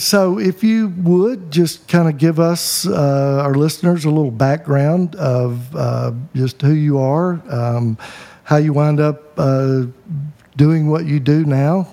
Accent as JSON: {"language": "English", "region": "the Bible Belt", "country": "United States", "tie": "born or raised there", "said": "I grew up in the Bible Belt"}